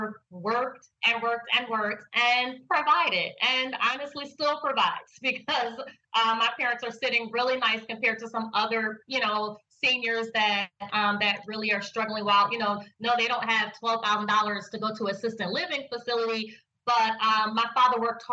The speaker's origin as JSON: {"language": "English", "town": "Philadelphia", "region": "Pennsylvania", "country": "United States", "said": "I'm from Philadelphia, not North Philadelphia"}